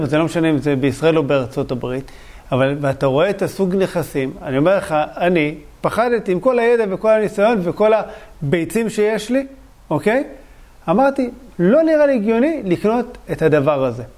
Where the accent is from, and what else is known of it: Bat Yam, Tel Aviv District, Israel; born or raised there